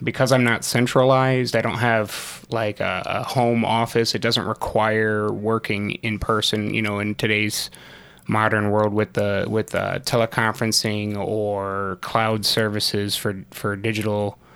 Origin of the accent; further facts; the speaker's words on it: Rockford, Illinois, United States; moved away as an adult; I'm actually from Rockford. I grew up in Rockford.